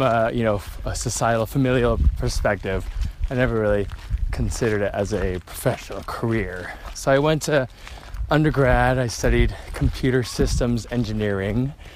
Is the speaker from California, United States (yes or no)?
yes; Orange County, California, United States; moved away as an adult; now in London, United Kingdom; I grew up in Orange County, California, not too far from here.